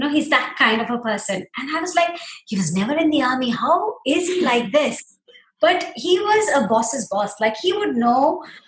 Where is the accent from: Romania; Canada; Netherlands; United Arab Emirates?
United Arab Emirates; Dubai; we grew up in Dubai. I mean, I grew up in Dubai